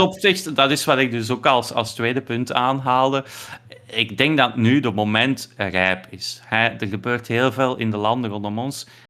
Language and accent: Dutch; Belgium; wij als Belgen